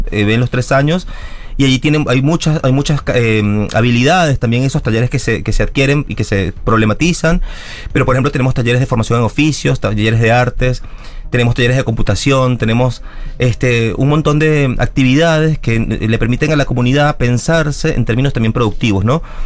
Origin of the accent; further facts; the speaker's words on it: Venezuela; moved away as an adult; now in Argentina; Yo soy una marica migrante, soy venezolana, crecí nací en Venezuela, estudié educación, me vine a Argentina